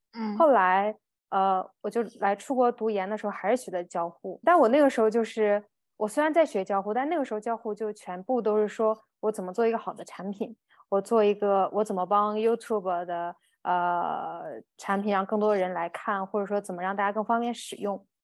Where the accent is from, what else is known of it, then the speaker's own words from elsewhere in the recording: Dalian, Liaoning, China; 我家乡是大连